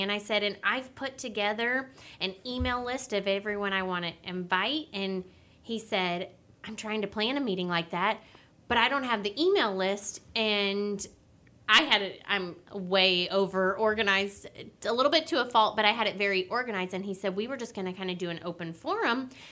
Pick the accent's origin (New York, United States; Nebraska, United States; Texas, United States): Texas, United States; Willis; growing up in Willis, I've crossed paths with Judge Mack before